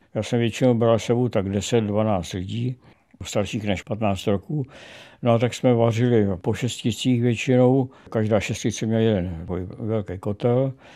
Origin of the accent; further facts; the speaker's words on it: Czechia; přestože jsem Čech, tak jsem měsíce života strávil na Slovensku